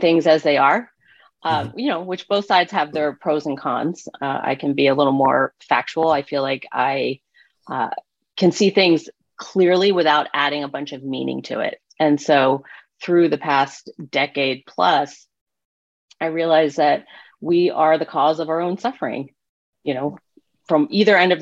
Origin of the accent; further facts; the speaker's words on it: East Coast, United States; moved away as an adult; I'm from the East Coast